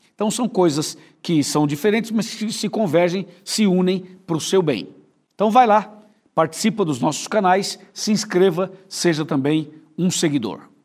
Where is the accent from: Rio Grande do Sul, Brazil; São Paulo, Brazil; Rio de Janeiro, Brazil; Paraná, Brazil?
São Paulo, Brazil; interior of; a gente é do interior de São Paulo